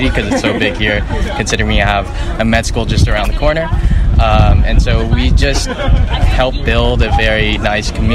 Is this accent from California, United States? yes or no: yes; Fullerton, California, United States; I grew up here, Southern California, in Fullerton